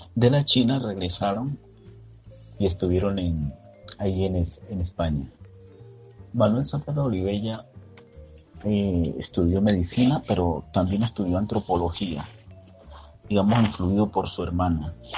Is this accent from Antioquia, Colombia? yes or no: no; Chocó, Colombia; moved away; also born or lived in Bogotá; Soy chocuano y educador.